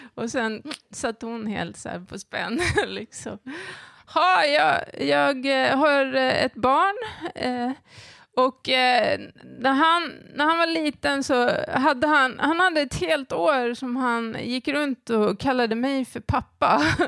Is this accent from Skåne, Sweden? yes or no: no; Järna, Stockholm County, Sweden; den lilla byn där jag växte upp i, i Järna